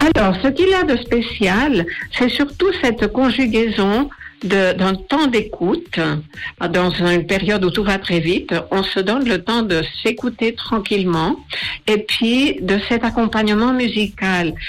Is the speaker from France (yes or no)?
no; Spain; moved away; J'ai été journaliste pendant presque 25 ans, surtout à la télé en Espagne, je suis espagnole